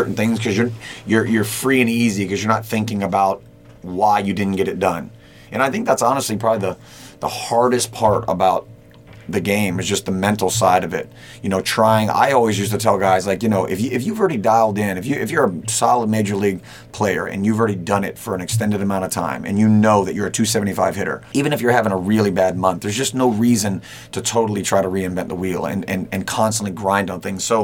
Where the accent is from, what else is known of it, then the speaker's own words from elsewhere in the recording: Key West, Florida, United States; moved away as an adult; also born or lived in Big Pine Key, Florida / Cincinnati, Ohio; I grew up in Key West, Florida. We were on Big Pine Key.